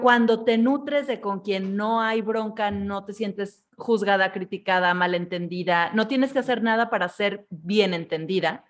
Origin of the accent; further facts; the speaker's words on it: Mexico; como mexicanos